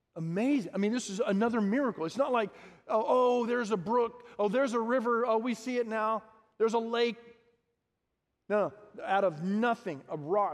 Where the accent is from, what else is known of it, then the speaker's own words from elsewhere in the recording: Harlingen, Texas, United States; I grew up in the Rio Grande Valley and Harlingen.